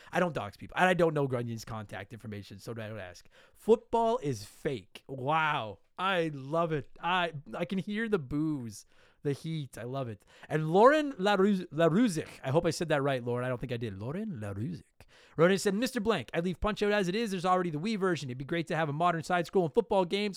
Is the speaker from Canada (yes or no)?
yes; Calgary, Alberta, Canada; I grew up in Calgary as a kid.